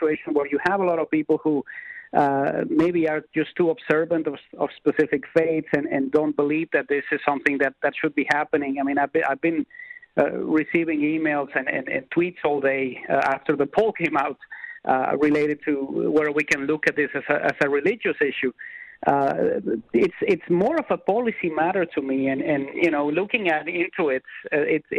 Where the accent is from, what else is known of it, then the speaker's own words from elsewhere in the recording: Mexico; now in Canada; being an immigrant as I am to this country, I am from Mexico originally